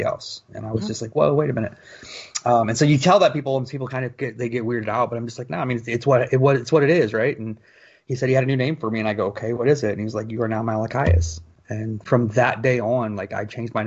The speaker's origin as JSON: {"language": "English", "town": "Fort Wayne", "region": "Indiana", "country": "United States", "tie": "born or raised there", "said": "I was born and raised in Fort Wayne, Indiana"}